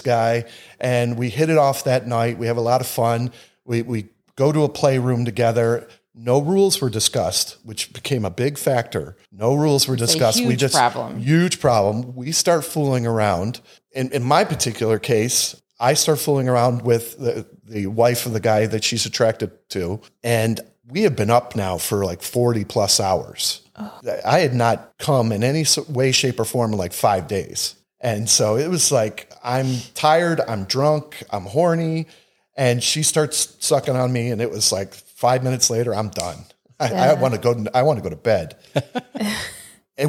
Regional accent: Northeast, United States; We're from the Northeast

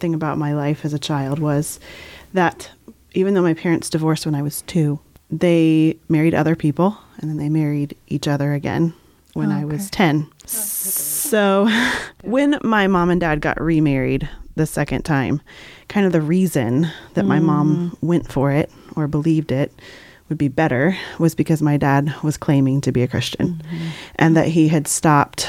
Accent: Southern Indiana, United States; I was born in Southern Indiana

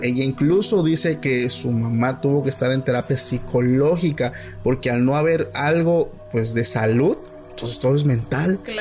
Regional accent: Oaxaca, Mexico; somos de Oaxaca

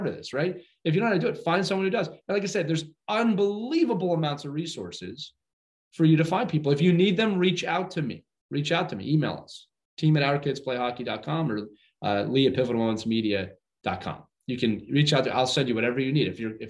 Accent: Northeast, United States; I'm from the Northeast

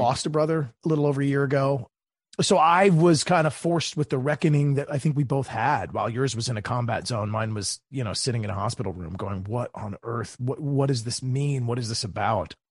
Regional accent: Maryland, United States; my home state of Maryland

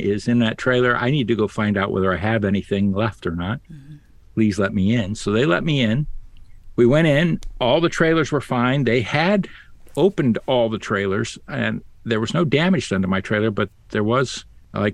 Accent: Ohio, United States; moved away; Growing up in Ohio

